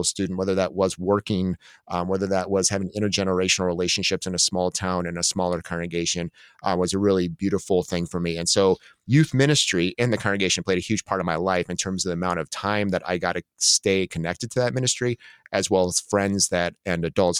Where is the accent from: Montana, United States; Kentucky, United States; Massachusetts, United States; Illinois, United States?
Montana, United States; Well, besides the point that I grew up in Western Montana at the base of the Rocky Mountains, which was fantastic to wake up in essentially a national park every morning.